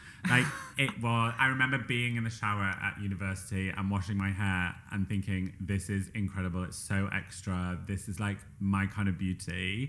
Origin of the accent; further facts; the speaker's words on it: Yorkshire and the Humber, United Kingdom; accent: Yorkshire; I think it depends where you're from, but I, in my own accent, say Yorkshire.